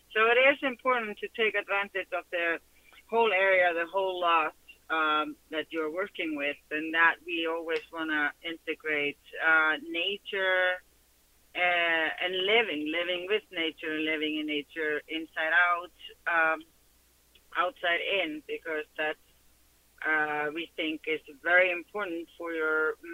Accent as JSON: {"language": "English", "country": "Iceland", "moved": "yes", "lives_now": "Southern California, United States", "said": "Well, we come from Iceland"}